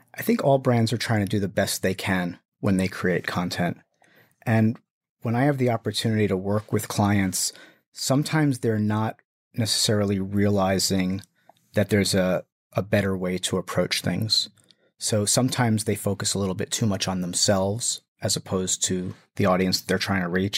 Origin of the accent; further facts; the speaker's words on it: New Jersey, United States; also born or lived in Brooklyn, New York; I'm from New Jersey